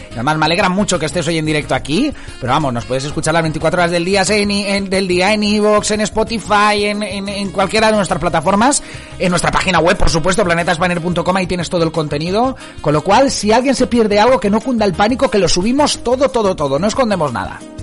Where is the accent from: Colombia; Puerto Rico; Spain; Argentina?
Spain; somos españoles